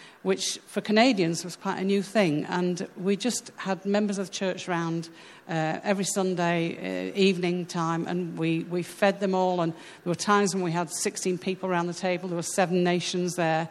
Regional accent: United Kingdom; moved away as an adult; now in Sweden; we're British

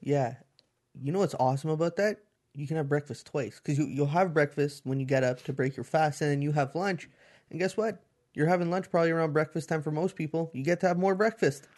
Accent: Canada; you're Canadian

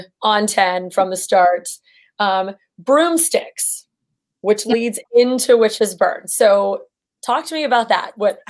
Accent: Mystic, Connecticut, United States; moved away; I grew up in Mystic, Connecticut.

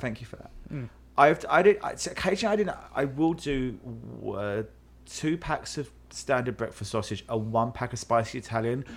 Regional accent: London, United Kingdom; moved away; I am from South London

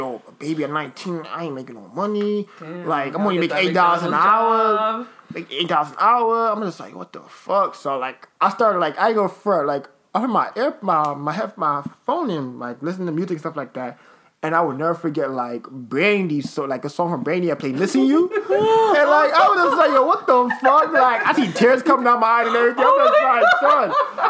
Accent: United States; I'm American.

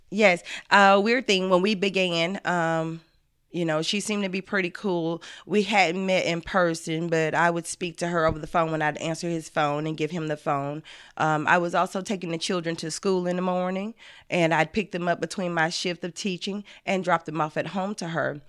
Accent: the South, United States; I'm from the South.

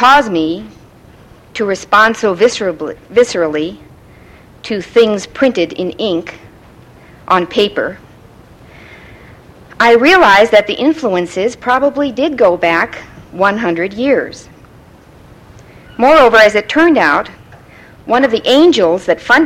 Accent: California, United States; also born or lived in the East (US); Being a Californian

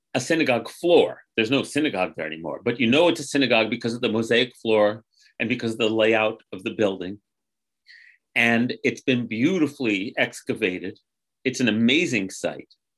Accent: United States; as a American grandchild

